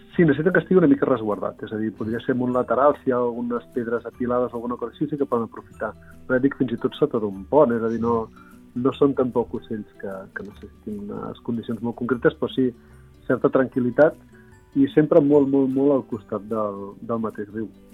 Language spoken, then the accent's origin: Catalan; Reus, Catalonia, Spain; soc de Reus i faig alguna sortida aquí mateix a, a la ciutat